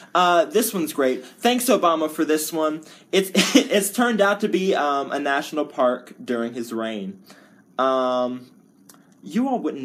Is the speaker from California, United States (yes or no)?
yes; California, United States; Being a Californian and paying up the wazoo for taxes